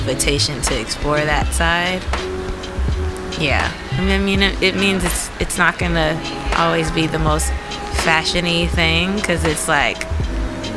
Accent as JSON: {"language": "English", "country": "United States", "said": "I'm American"}